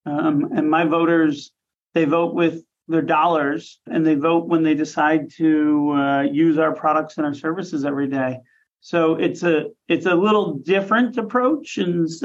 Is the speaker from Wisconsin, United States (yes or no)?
yes; Milwaukee, Wisconsin, United States; moved away; I will always say the center of the universe, which is Milwaukee, Wisconsin